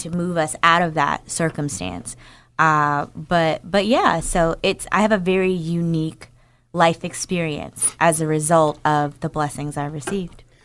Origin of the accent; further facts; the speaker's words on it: Newark, New Jersey, United States; moved away; I'm from New Jer-, from Newark, New Jersey